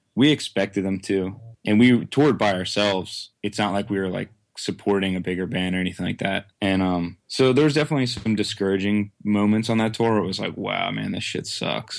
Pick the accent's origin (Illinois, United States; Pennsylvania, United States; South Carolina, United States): Pennsylvania, United States; Quakertown; I live in Quaker Town, Pennsylvania, which is like, basically within like a twenty mile radius of where I currently live my whole life